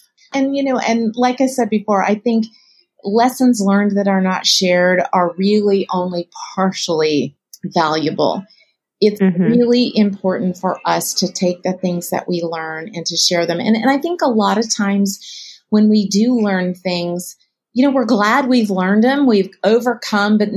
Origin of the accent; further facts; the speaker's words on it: California, United States; I grew up in California.